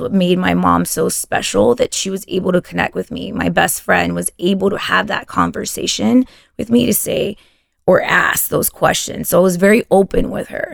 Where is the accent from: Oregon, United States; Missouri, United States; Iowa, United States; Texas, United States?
Texas, United States; first language Spanish; English is a second language; growing up in Texas and, and whatnot, you kind of lose your Spanish